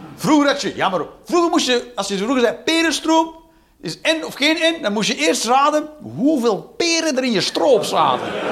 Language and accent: Dutch; Flanders, Belgium